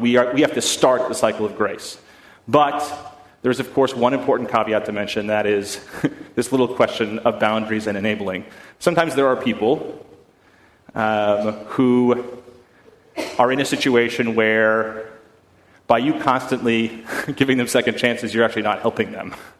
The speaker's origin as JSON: {"language": "English", "town": "Boston", "region": "Massachusetts", "country": "United States", "said": "I am from Boston, and in Boston, we're, we're, we're notoriously bad drivers"}